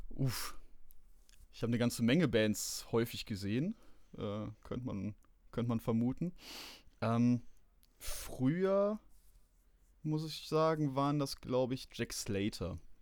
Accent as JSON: {"language": "German", "region": "Rhineland", "country": "Germany", "said": "Ich bin Rheinländer"}